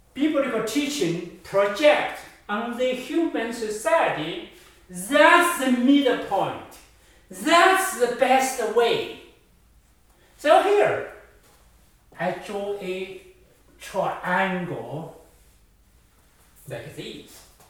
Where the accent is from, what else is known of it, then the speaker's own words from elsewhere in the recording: China; moved away as an adult; also born or lived in Toronto, Canada; now in United States; I grew up in China, but now I have actually now I have 35 years living in Canada and the US.